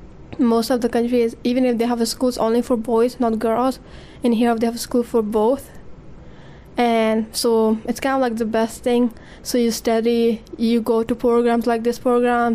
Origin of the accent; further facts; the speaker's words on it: Afghanistan; now in Regina, Canada; I am from Afghanistan. I have been here for 4 years now.